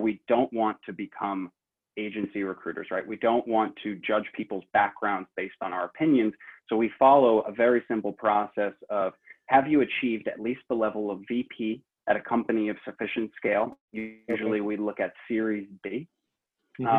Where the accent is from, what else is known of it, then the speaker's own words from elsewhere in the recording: New York City, New York, United States; I grew up in South Brooklyn to a working class family